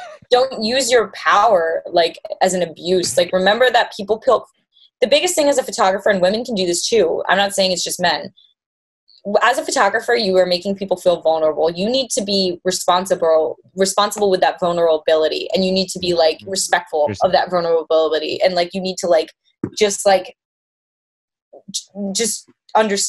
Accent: Connecticut, United States; moved away as an adult; also born or lived in Boston; now in New York, United States; I grew up in Connecticut and then I moved to Boston for school

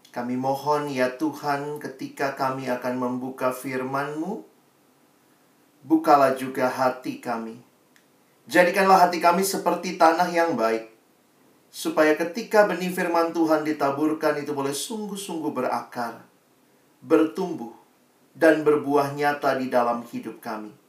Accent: Makassar, South Sulawesi, Indonesia; Saya alumni dari SMA Negeri 1 di Makassar ya, bukan di Medan dan sekitarnya.

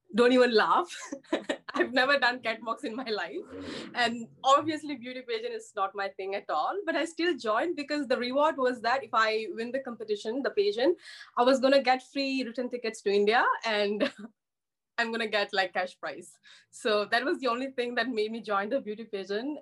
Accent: Malaysia; I'm from Malaysia and I literally grew up in a very small town

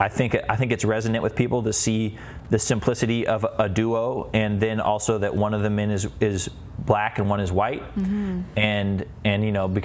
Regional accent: Seattle, Washington, United States; we're from Seattle

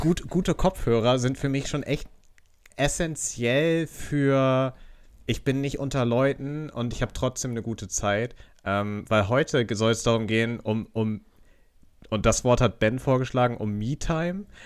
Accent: Northern Germany, Germany; als Norddeutscher

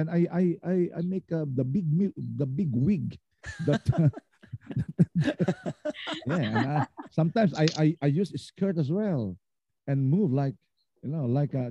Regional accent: Philippines; Being a Filipino artist, and of course we can make some collaborations

